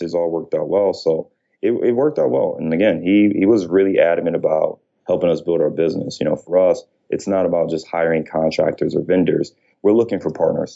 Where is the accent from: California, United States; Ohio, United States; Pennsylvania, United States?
Ohio, United States; Cleveland; now in Chicago, United States; I'm from Ohio, so I'm a Clevelander